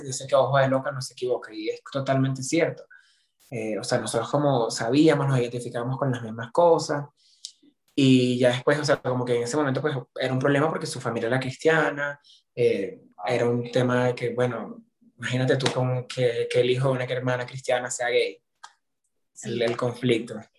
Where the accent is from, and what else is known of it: Venezuela